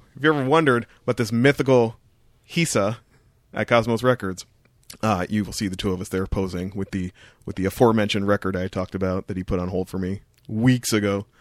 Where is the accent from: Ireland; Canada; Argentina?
Canada; Ontario; the four oh one is a major highway in Ontario that runs basically from my hometown